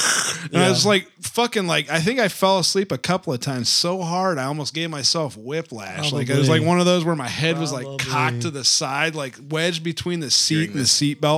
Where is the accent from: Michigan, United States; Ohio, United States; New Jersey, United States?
Ohio, United States; Canton; I mean, I'm originally from Canton.